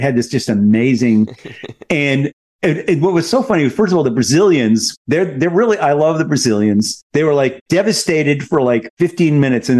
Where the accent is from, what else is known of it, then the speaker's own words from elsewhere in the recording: United States; We're Americans.